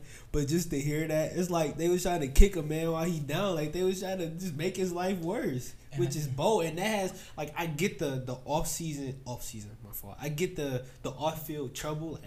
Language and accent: English; Detroit, Michigan, United States; from Detroit too. I went to Cass